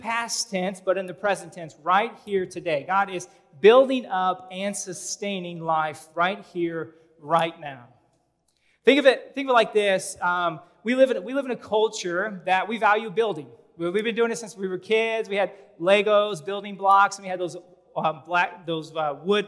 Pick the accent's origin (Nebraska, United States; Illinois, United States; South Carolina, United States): Nebraska, United States; Omaha; I grew up in North Omaha